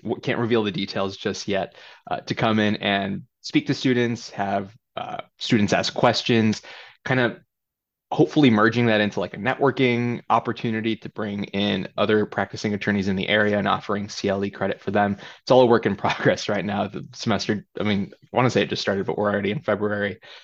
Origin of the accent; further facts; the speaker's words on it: Chicago Heights, Illinois, United States; also born or lived in California; I grew up in Chicago Heights, a south suburb.